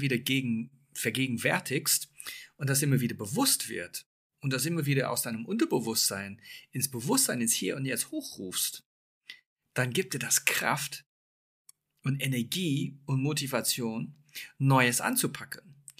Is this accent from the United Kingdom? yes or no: yes; England, United Kingdom; moved away; ich bin gebürtiger Engländer